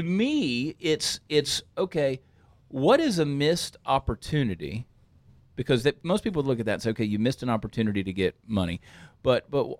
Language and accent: English; Texas, United States; we're from Texas